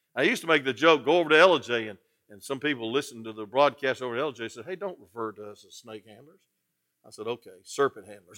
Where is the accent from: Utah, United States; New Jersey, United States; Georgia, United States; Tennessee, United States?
Georgia, United States; Atlanta; I'm from Atlanta